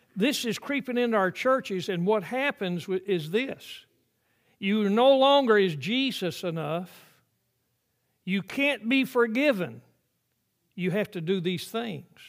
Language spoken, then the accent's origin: English; the South, United States; I grew up in the South when there were uh, white only uh, water fountains and colored only water fountains